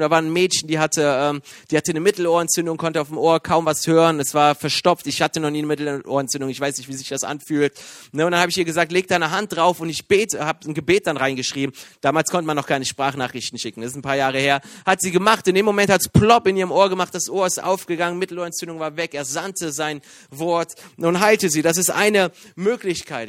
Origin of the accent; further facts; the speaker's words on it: Iran; now in Germany; bin Iraner